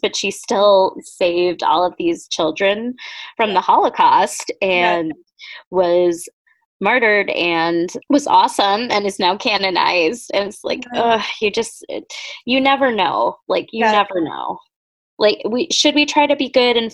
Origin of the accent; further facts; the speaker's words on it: Boston, Massachusetts, United States; I'm from Boston